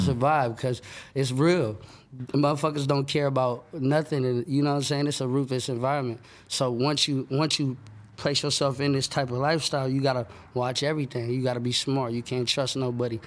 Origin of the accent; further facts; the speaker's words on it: Sacramento, California, United States; that's where I was born and raised